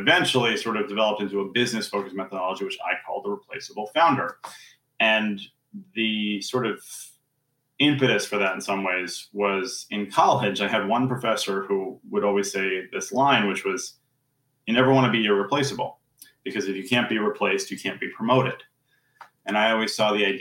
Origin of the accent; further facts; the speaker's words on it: New York City, New York, United States; now in Princeton, United States; I am currently in Princeton, New Jersey, although I am from New York City originally